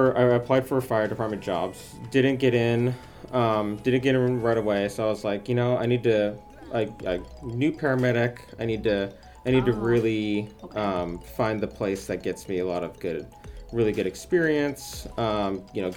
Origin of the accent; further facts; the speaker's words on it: Portland, Oregon, United States; also born or lived in Eugene, Oregon; I grew up in around the Portland area